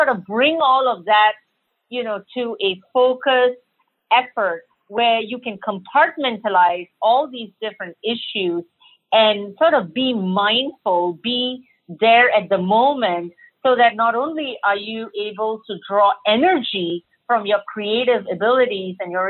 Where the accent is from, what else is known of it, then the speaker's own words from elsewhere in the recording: Singapore; now in Austin, United States; I'm a native of Singapore. And so I'm now a Texan and I call Austin, Texas home.